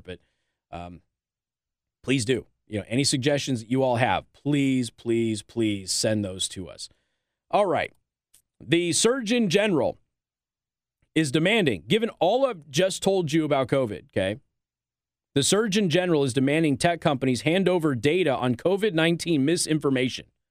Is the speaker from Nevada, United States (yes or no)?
yes; Las Vegas, Nevada, United States; Las Vegas is my hometown